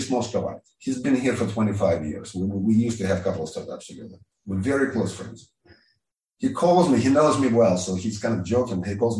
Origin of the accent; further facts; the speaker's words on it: Ukraine; English is a second language; So until 2014, if you ask me where I'm from, I'm from Russia, because mm-hmm. it was all the same.